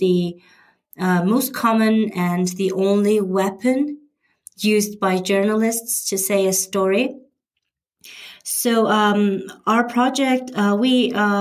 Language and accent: English; Mongolia